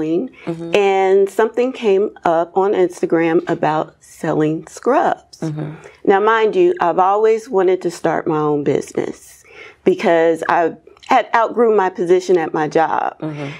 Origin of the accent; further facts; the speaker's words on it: Dayton, Ohio, United States; now in Atlanta, United States; I'm from Dayton, Ohio. I would fly home regularly.